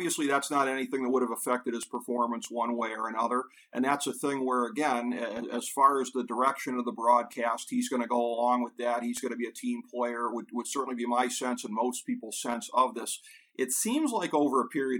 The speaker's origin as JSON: {"language": "English", "town": "Cleveland", "region": "Ohio", "country": "United States", "tie": "born or raised there", "also_born_or_lived": "Athens, Ohio", "said": "my hometown here"}